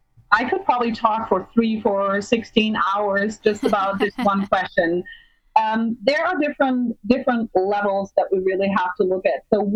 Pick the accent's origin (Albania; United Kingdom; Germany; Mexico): Germany; moved away as an adult; also born or lived in Michigan, United States; now in Arizona, United States; so I was born and raised in Germany